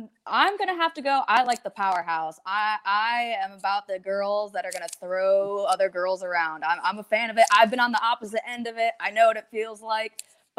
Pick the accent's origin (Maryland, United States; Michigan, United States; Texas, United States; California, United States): Michigan, United States; Detroit; I grew up in Detroit, Michigan